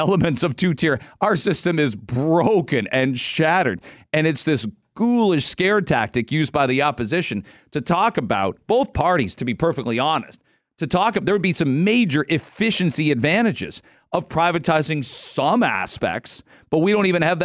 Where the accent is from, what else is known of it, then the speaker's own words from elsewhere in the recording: London, Ontario, Canada; I grew up in London